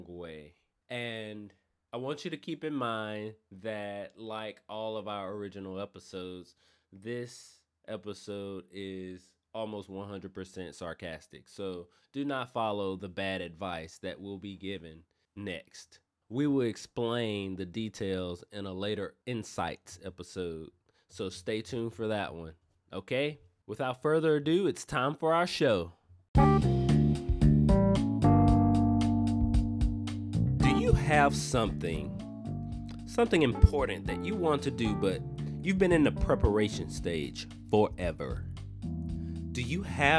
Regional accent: Natchez, Mississippi, United States; now in Memphis, United States; my hometown of Natchez, Mississippi

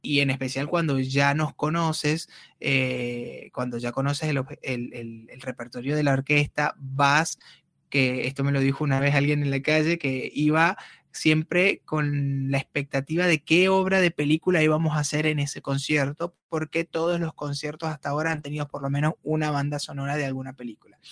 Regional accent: Turmero, Aragua, Venezuela; moved away as an adult; now in Comodoro Rivadavia, Argentina; yo soy de una ciudad de Venezuela llamada Maracay, ah, específicamente de un pueblo llamado Turmero, que está en el estado de Aragua

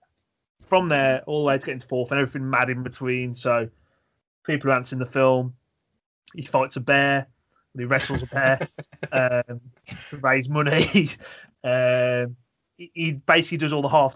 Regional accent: Wolverhampton, West Midlands, United Kingdom; accent: thick Wolverhampton; my thick Wolverhampton accent

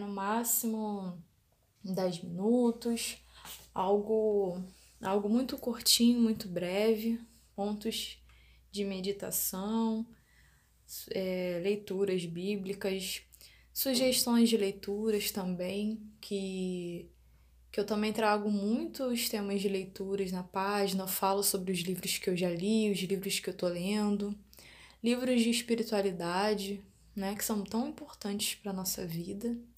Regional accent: Rio de Janeiro, Brazil; sou da cidade do Rio de Janeiro

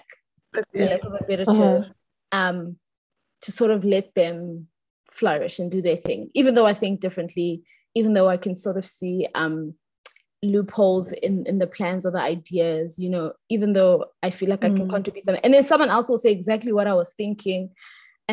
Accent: South Africa; as Black South Africans

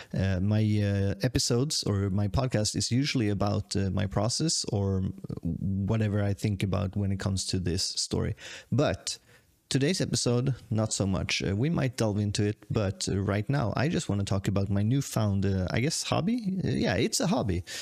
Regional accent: Sweden; moved away as an adult; also born or lived in Tokyo, Japan; I'm the Swedish guy

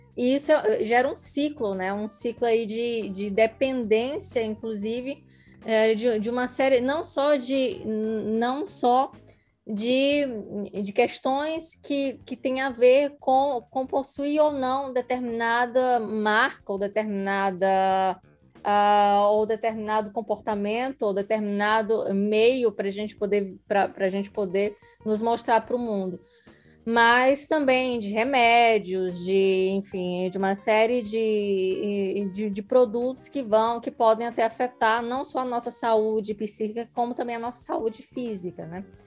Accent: Northeast Region, Brazil; nós que somos nordestinas

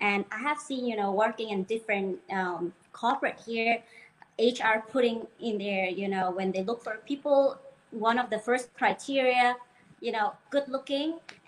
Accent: Denmark; English is a second language; I'm a bit sensitive also, maybe because I grew up in Denmark with this, you know, people.

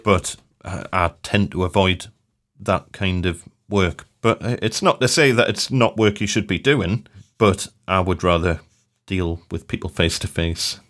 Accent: Newcastle upon Tyne, North East England, United Kingdom; I'm from Newcastle

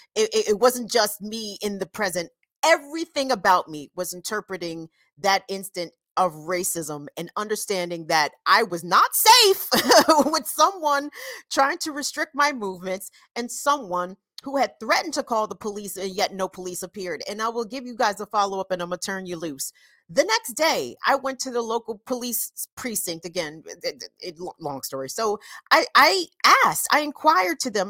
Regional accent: Howard County, Maryland, United States; I'm from a place called Howard County, Maryland

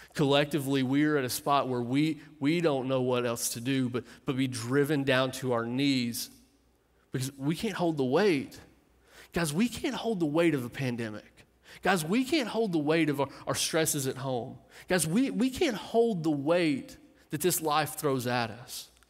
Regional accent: Clark County, Kentucky, United States; moved away; I grew up in Kentucky

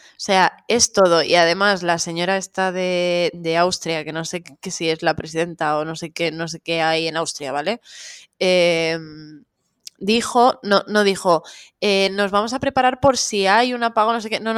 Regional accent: Catalonia, Spain; ¡Yo soy catalana!

